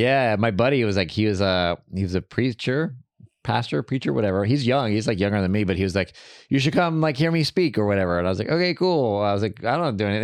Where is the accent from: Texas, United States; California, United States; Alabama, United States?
Texas, United States; now in Los Angeles, United States; I grew up in Texas, but I didn't grow up religious